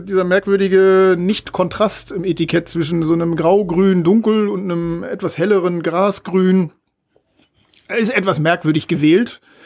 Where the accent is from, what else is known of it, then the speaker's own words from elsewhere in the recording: Northern Germany, Germany; als Norddeutscher